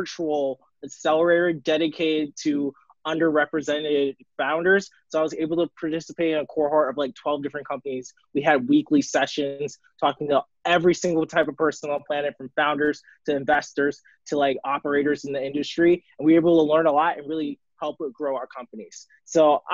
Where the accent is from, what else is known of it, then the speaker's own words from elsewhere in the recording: Baltimore, Maryland, United States; I'm from Baltimore, Maryland